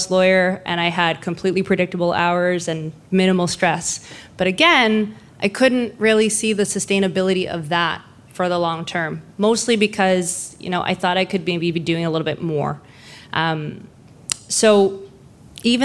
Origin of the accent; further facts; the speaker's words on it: Lower Mainland, British Columbia, Canada; also born or lived in Vancouver; So I'm born and raised in Lower Mainland. I've lived in Vancouver